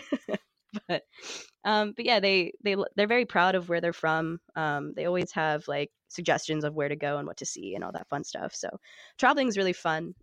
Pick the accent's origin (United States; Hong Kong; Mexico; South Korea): United States; Johnstown, Pennsylvania; I'm from Western Pennsylvania. I've lived here my entire life